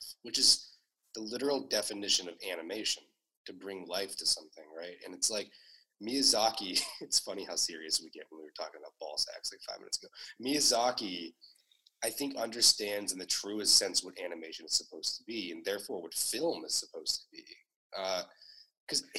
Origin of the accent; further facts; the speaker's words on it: Ohio, United States; I'm from Ohio. Like, I grew up in Ohio.